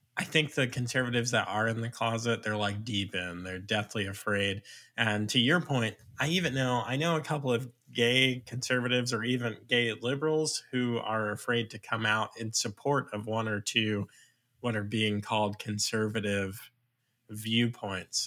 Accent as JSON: {"language": "English", "area": "Long Island", "region": "New York", "country": "United States", "moved": "yes", "lives_now": "Virginia, United States", "said": "I'm actually from Long Island"}